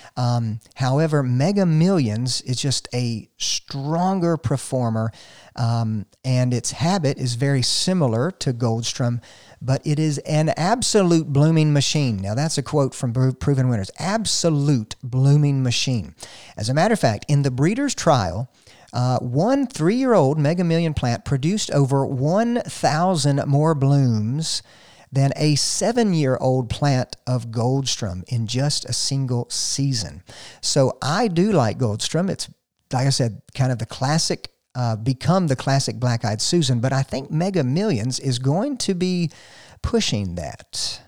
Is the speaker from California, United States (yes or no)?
no; North Georgia, United States; I'm from the South, from here, North Georgia